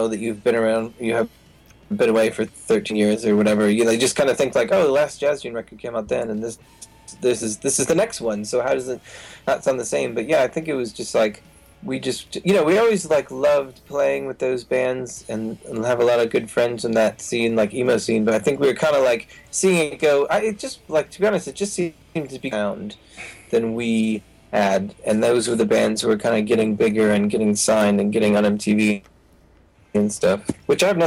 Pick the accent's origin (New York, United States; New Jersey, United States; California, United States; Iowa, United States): New Jersey, United States; when I grew up in New Jersey